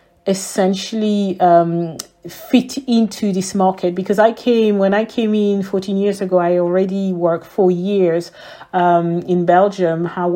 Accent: Ethiopia; English is a second language; I was raised in Ethiopia, so English was pretty much around me.

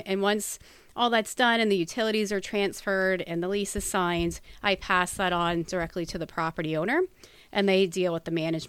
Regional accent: New Jersey, United States; moved away as an adult; now in Pennsylvania, United States; Well, I've been in Pennsylvania for about 18 years, so almost half my life. I came here when I was about 19 from New Jersey. My family still resides there, but I made Pennsylvania my home.

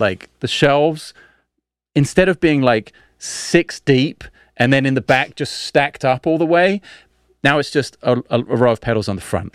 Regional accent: London, United Kingdom; when I was a kid in South London

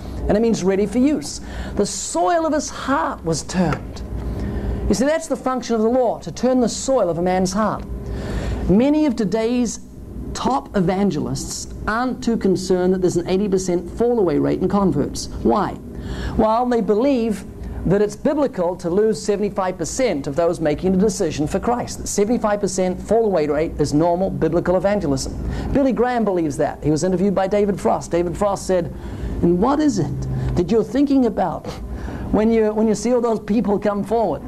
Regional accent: New Zealand; I come from New Zealand, 70 million sheep, 3 million people.

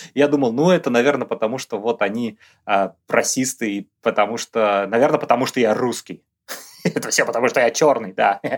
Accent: Russia; moved away as an adult; now in Brisbane, Australia; мы, его постоянные ведущие, русские австралийцы

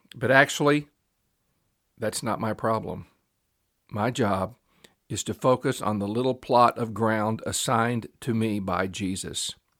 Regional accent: Memphis, Tennessee, United States; I grew up in Memphis, Tennessee, which is a pretty large town

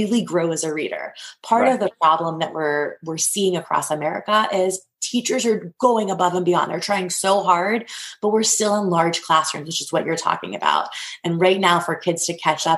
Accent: New Castle, Pennsylvania, United States; I'm actually from Newcastle, Pennsylvania

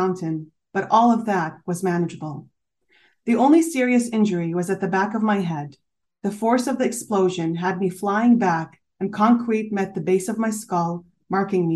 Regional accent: Canada; also born or lived in Syria; now in Switzerland; I am Syrian, but I was born in Canada. Both of my parents are Syrian, but they've been immigrants since the 80s.

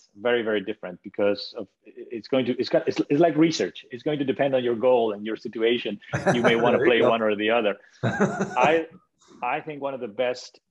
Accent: Spain; moved away; also born or lived in Italy; I was born in Italy. Even though I'm from Spain, I grew up in Spain

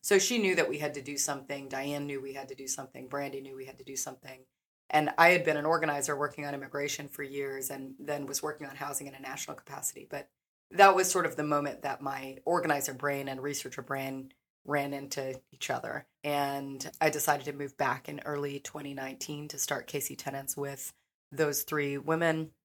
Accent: Kansas City, Missouri, United States; So I came back home to do thesis research my senior year on evictions in Kansas City.

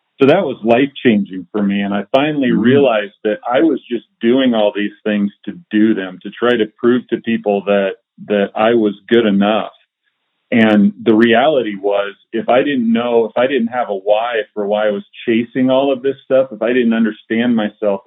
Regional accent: Iowa, United States; I grew up in Iowa, and in Iowa in the early 80s, recess kickball was life

